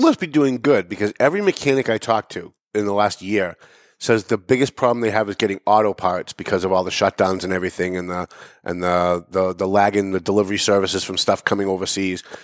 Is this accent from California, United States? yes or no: no; Lawrence, Massachusetts, United States; also born or lived in North Andover; I live in North Andover. I, I was raised in Lawrence, but I, I moved to North Andover about 20 years ago